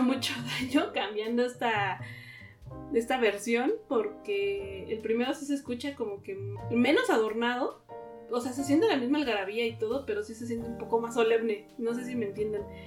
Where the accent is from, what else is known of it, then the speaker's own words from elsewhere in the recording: Mexico; nosotros como mexicanos